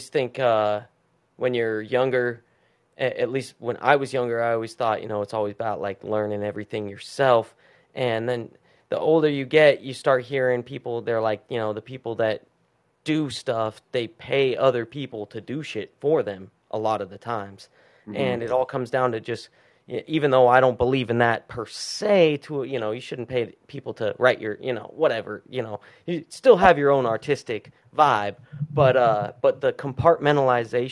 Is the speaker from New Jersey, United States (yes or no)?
no; Salt Lake City, Utah, United States; it's from my hometown.